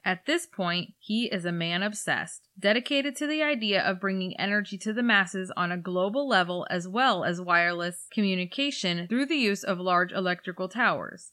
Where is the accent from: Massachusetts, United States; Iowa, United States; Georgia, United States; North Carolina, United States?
Iowa, United States; We're from Iowa